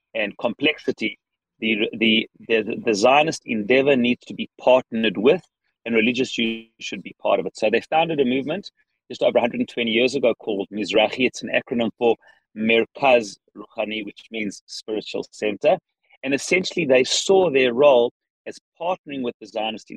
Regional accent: South Africa; accent: South African; now in Israel; my South African accent. Indeed, it's a South African accent

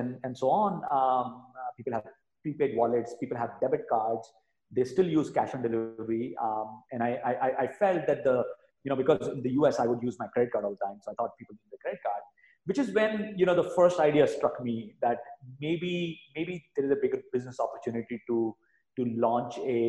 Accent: India; moved away as an adult; also born or lived in New York City, United States; I grew up in India, went to the US to go to grad school, and then ended up working on Wall Street for almost 10 years.

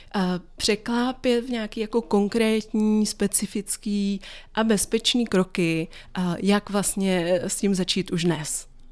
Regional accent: Czechia; jako Češi

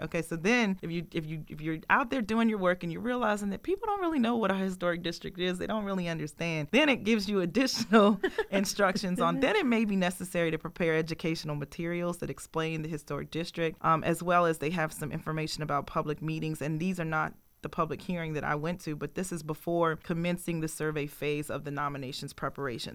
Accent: Richmond, Virginia, United States; I grew up in Richmond, Virginia, in the fourth district

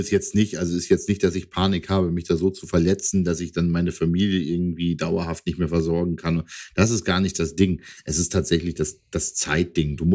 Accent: East Frisia, Lower Saxony, Germany; now in Hanover, Germany

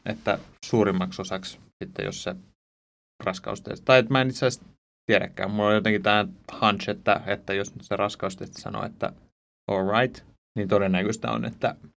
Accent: Ypäjä, Tavastia Proper, Finland; Mä, mä oon tuolta Suomen hevospitäjästä, Ypäjältä, ihan niin luomutilallisen poika

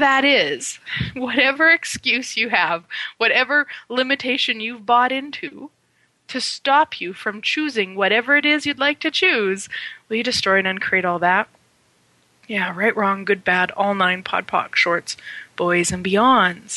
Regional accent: Turtleford, Saskatchewan, Canada; as a child, I grew up in Saskatchewan, Canada. Very small town called Turtleford, population 505

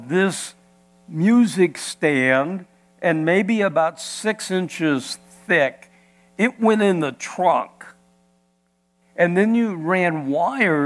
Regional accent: Iowa, United States; moved away; I was born and raised in Iowa

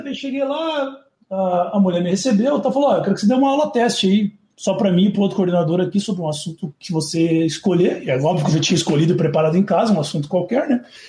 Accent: São Paulo, Brazil; Eu sou de São Paulo

